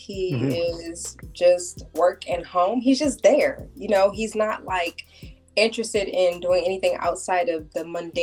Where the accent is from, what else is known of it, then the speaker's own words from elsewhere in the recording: Silver Spring, Maryland, United States; also born or lived in Germantown, Maryland; I'm from Maryland. I grew up in Silver Spring, Germantown as well, from the area